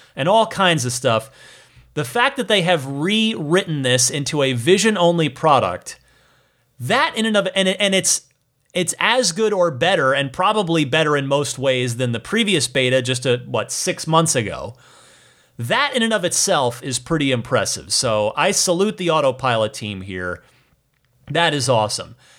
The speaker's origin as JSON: {"language": "English", "town": "Phoenix", "region": "Arizona", "country": "United States", "tie": "born or raised there", "also_born_or_lived": "New Jersey", "moved": "yes", "lives_now": "Bay Area, United States", "said": "I am from New Jersey, but largely grew up in Arizona, in the greater Phoenix area, the East Valley."}